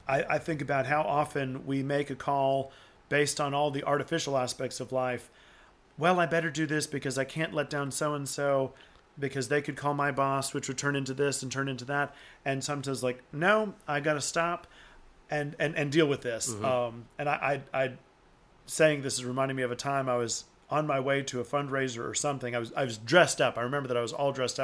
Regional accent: Auburn, Alabama, United States; also born or lived in Tuscaloosa, Alabama; I was born and raised in Auburn, Alabama. And, so East Alabama

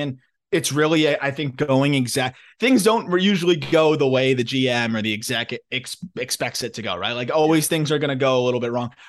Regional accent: Florida, United States; my home state of Florida

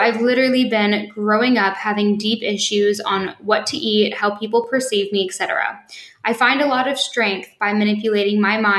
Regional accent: Vienna, Austria; now in London, United Kingdom; I'm from Vienna, but speak fluently German, French, and English.

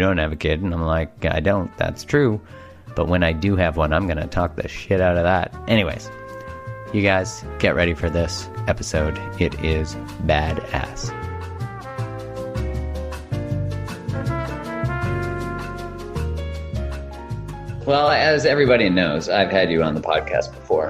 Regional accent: Canada; Canadian, where we're like almost too nice in a lot of ways.

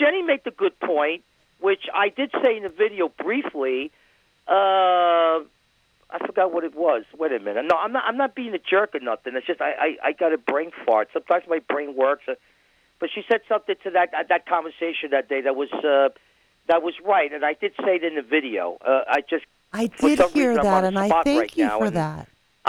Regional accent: New Hampshire, United States; That previous call of Mike. I'm from New Hampshire.

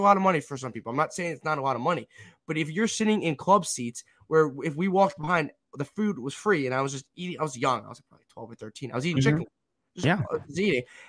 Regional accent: Westchester, New York, United States; also born or lived in Rhode Island; I'm not from Buffalo. I'm from Westchester, New York

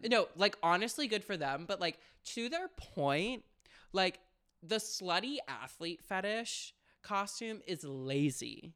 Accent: Florida, United States; I grew up in Florida

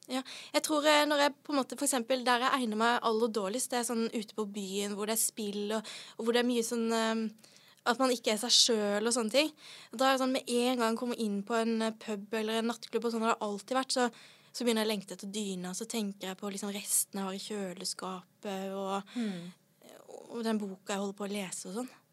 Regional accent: Sørlandet, Norway; Jeg er fra Sørlandet.

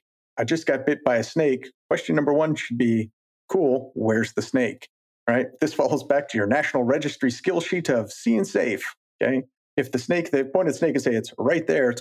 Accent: Colorado, United States; growing up in Colorado

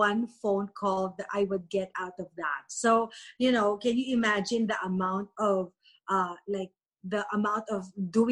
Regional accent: Philippines; moved away as an adult; now in United States; I grew up in the Philippines. So I came here when I was 26

